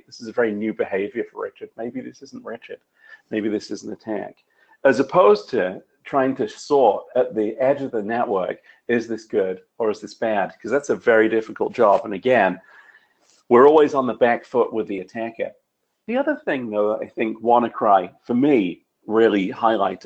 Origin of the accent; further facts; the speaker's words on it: United Kingdom; I'm a Brit